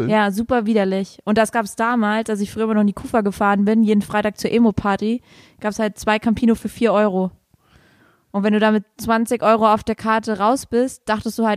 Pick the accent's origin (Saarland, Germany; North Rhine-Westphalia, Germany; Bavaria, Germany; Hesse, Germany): Saarland, Germany; Das Knolle, heißt bei uns im Saarland Stubbi.